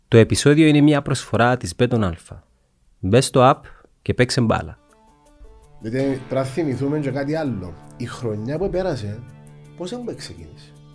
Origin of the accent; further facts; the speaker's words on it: Larnaca, Larnaca District, Cyprus; Αγαπώ την πόλη μου, λατρεύω ε, γεννήθηκα εκεί, μεγάλωσα εκεί, αντρώθηκα επαγγελματικά εκεί